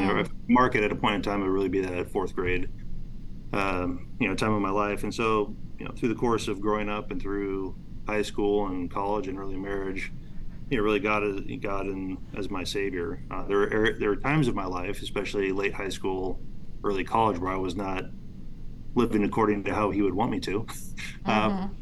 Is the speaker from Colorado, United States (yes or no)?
no; Albany, Oregon, United States; I grew up in Albany, Oregon, so it's about an hour and 15 minutes south of Portland, Oregon.